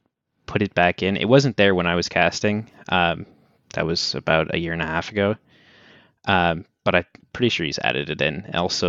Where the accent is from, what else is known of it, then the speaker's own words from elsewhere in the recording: Boston, Massachusetts, United States; So it's like, I'm a Red Sox fan because I'm from Boston, obviously